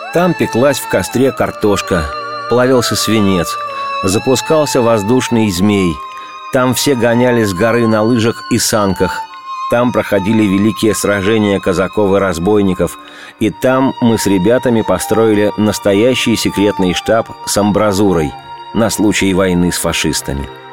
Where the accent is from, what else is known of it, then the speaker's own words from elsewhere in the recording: Moscow, Russia; Над моей малой родиной надругались.